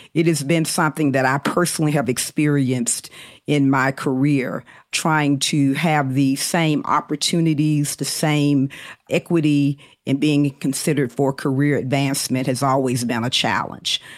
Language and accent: English; Birmingham, Alabama, United States; I grew up in Birmingham, Alabama in the 70s.